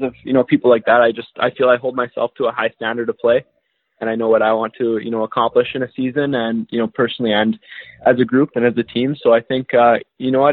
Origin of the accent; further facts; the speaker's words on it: Brandon, Manitoba, Canada; also born or lived in Clear Lake, Manitoba; I grew up on a farm outside of Brandon